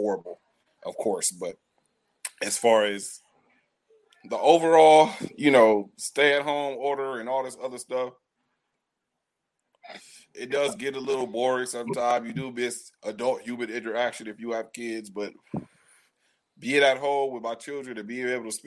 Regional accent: Pomona, California, United States; also born or lived in Los Angeles / Inland Empire; I was raised in Pomona

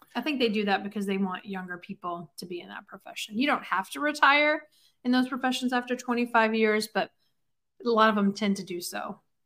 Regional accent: Alabama, United States; accent: Southern; moved away as an adult; I am from Alabama

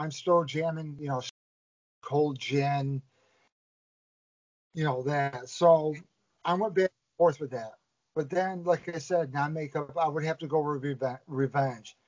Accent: New York, United States; Being from New York

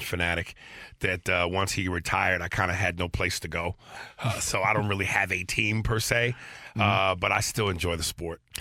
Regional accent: New York, United States; I'm actually from New York

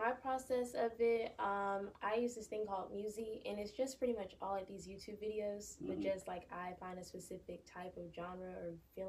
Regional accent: Warner Robins, Georgia, United States; also born or lived in Fort Valley, Georgia; I'm from Warner Robins, Georgia.

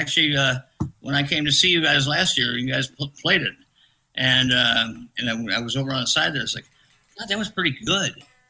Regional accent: Illinois, United States; from Illinois

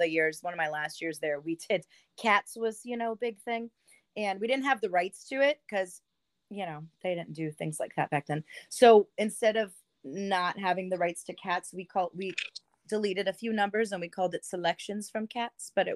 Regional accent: Pittsburgh, Pennsylvania, United States; now in New London, United States; I'm from Pittsburgh

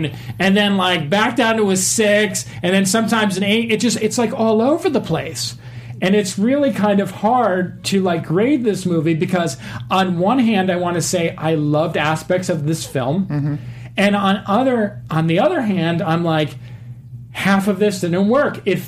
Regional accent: United States; I grew up here in the States

